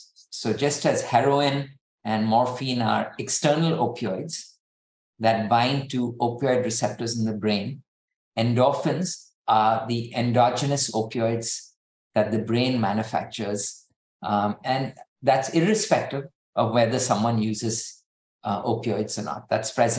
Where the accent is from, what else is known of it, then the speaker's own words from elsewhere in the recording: India; now in United States; I'm Indian